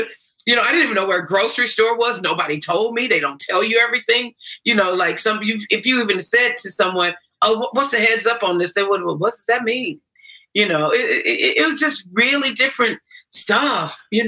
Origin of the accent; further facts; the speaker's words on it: Gary, Indiana, United States; moved away; I love my hometown, Gary, Indiana. I go back and do things more now than I was able to do.